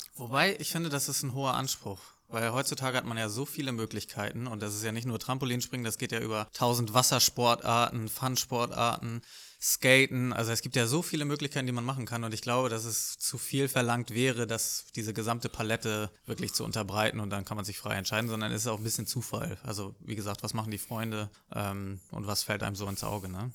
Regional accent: Lübeck, Schleswig-Holstein, Germany; also born or lived in Hamburg; ich bin in Lübeck aufgewachsen

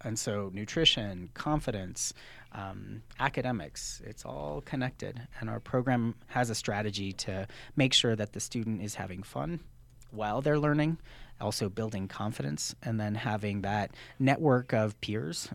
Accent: New Mexico, United States; I'm from New Mexico, born and raised

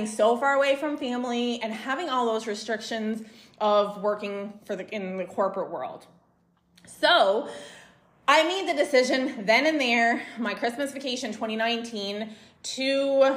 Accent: Canada; moved away as an adult; now in Mexico; I'm from Canada and I worked in one of the coldest places in the freaking country

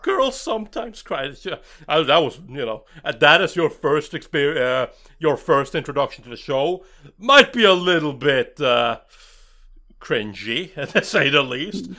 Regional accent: Norway; I'm from Norway

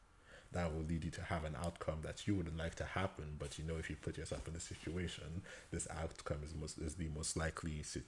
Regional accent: Nigeria; as a Nigerian man born in the 90s.

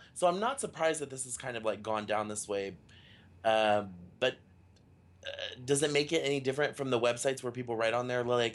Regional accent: Dallas, Texas, United States; We're both from Dallas, Texas

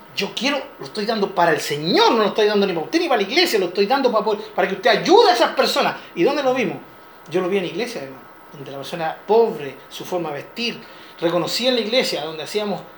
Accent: Chile; como chileno

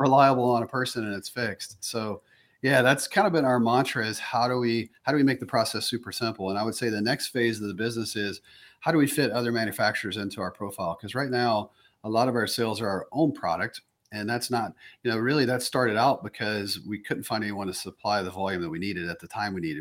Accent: the South, United States; moved away; me growing up in the South

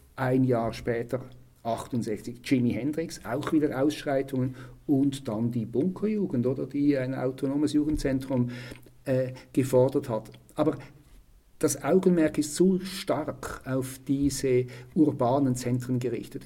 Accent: Switzerland; bei uns in der Schweiz

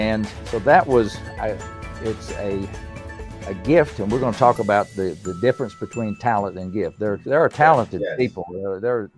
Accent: Erwin, Tennessee, United States; I was born in Tennessee in the United States, in the East Tennessee, up in the mountains.

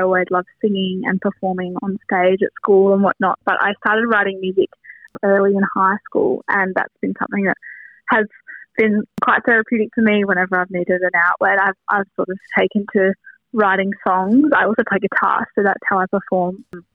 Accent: Wynyard, Tasmania, Australia; growing up in Wynyard

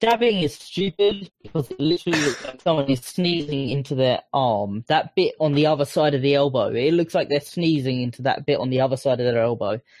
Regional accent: Essex, East of England, United Kingdom; I'm from Essex

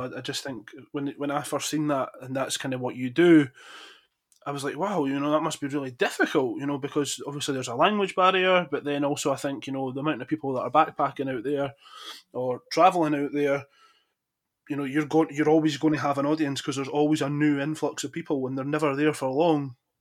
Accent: Falkirk, Scotland, United Kingdom; my hometown of Falkirk in Scotland

